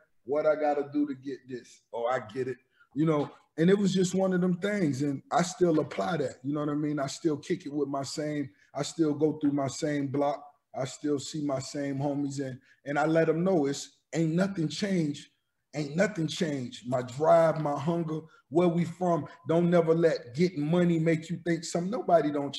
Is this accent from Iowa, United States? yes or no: no; Miami Gardens, Florida, United States; also born or lived in Mississippi; growing up in Miami, that's the heart of, you know, right in the 305. They call it Miami Gardens now